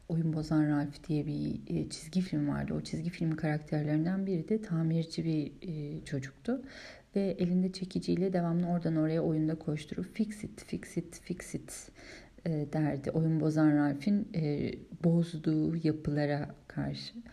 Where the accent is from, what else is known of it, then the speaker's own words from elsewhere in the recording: Istanbul, Turkey; now in Germany; Ben hep İstanbul'da doğdum büyüdüm. Döneceğim yer İstanbul değil. Ege'ye karşı öyle bir hissiyatım var. Yok. Ee, Almanya'da kalma hissiyatım yok.